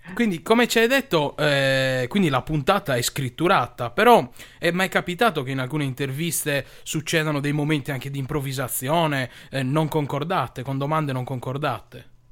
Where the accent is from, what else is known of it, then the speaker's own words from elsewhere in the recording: Sardinia, Italy; Noi da Sardi